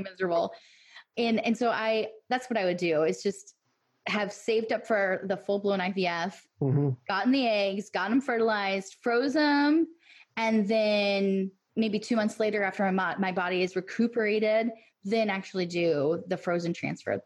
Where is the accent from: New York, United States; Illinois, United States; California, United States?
Illinois, United States; now in Tennessee, United States; I'm originally from Illinois